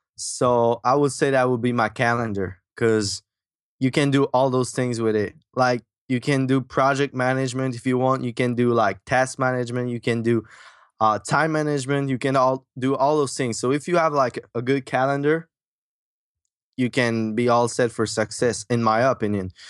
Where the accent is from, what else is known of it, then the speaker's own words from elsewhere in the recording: Quebec, Canada; accent: French; English is a second language; also born or lived in Michigan; I grew up in Quebec, Canada, that's why my French accent.